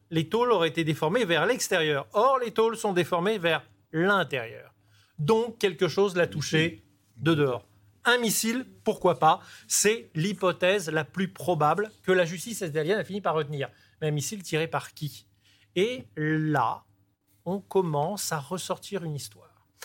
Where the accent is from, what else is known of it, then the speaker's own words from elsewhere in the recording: Nice, Provence-Alpes-Côte d'Azur, France; Moi, je suis niçois